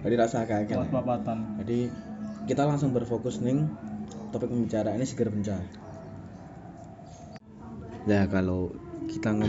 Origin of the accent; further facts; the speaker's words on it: Semarang, Central Java, Indonesia; membahas tentang hal-hal mitos yang terjadi di Semarang karena kita orang Semarang kita akan membahas tentang Semarangan saja